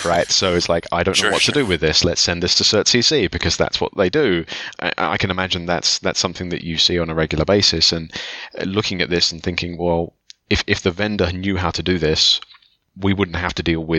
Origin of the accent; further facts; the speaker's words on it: England, United Kingdom; I'm English